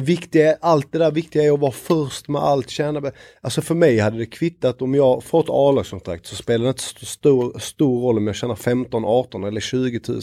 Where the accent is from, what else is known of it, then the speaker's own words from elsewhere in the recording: Lund, Skåne, Sweden; moved away as an adult; now in Stockholm, Sweden; Jag är född i Lund, eh, började spela i Krubban, Lunds BK.